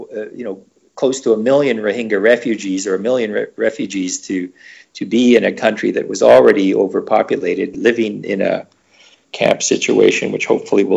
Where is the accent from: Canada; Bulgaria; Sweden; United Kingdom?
Canada; I'm from Canada and I happen to be a Caucasian guy.